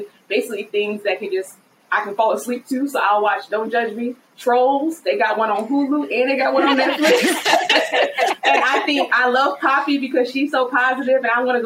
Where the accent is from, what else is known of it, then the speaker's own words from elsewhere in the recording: Virginia, United States; I'm from Virginia.